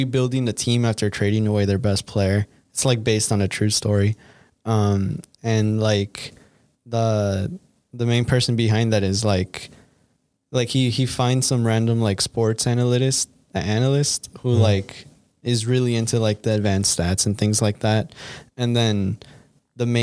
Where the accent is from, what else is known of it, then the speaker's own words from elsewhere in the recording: United States; We're American.